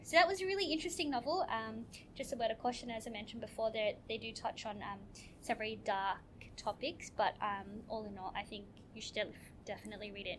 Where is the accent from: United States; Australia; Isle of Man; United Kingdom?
Australia; as a young person growing up in Australia